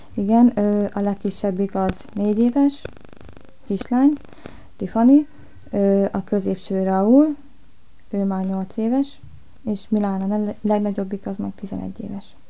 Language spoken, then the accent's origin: Hungarian; Hernádnémeti, Borsod-Abaúj-Zemplén, Hungary; moved away as an adult; also born or lived in Miskolc; now in Budapest, Hungary; Miskolcon születtem, de egyébként Hernán Németibe laktam, Miskolctól 20 kilométerre. Itt vagyok már Pesten 8, 9 éve már